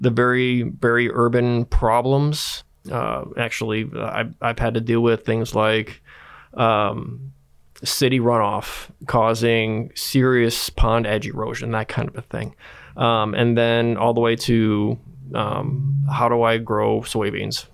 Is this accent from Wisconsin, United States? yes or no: yes; Wisconsin, United States; grew up in Wisconsin